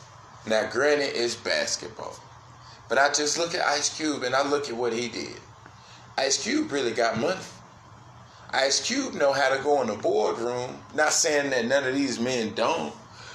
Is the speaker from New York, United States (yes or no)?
yes; Brooklyn, New York, United States; I'm going to put it in Brooklyn, yo. I'm from Brooklyn, yo.